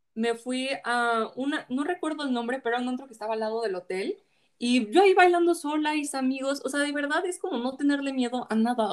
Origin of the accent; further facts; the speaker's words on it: Mexico; somos mexicanos